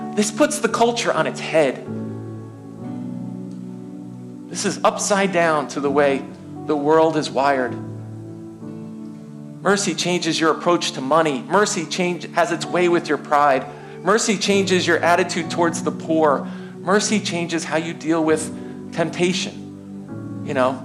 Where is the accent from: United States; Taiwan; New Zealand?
United States; I am American